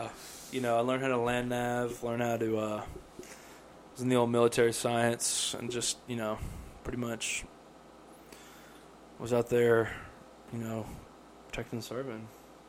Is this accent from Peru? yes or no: no; England, United Kingdom; We didn't partake because we thought, you know, they can tell we're English.